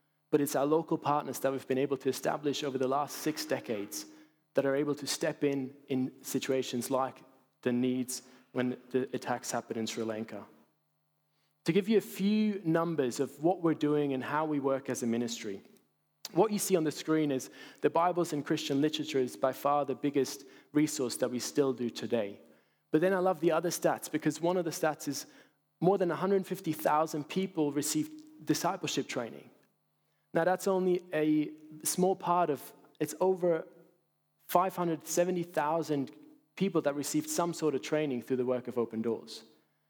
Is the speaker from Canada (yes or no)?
no; Basel, Basel-Stadt, Switzerland; my hometown in Basel, in Switzerland